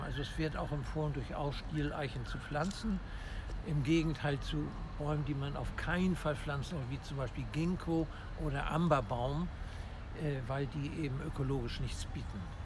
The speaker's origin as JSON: {"language": "German", "region": "Hamburg", "country": "Germany", "tie": "born or raised there", "said": "Ich bin ein echter Hamburger und auch in diesem Stadtteil geboren, wo wir uns gerade befinden, nämlich im Innozenzierpark in Harvestehude Roter Baum"}